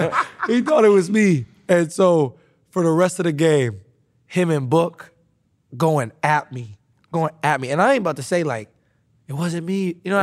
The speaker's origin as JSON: {"language": "English", "region": "Midwest", "country": "United States", "tie": "born or raised there", "said": "Now, I grew up living in the Midwest"}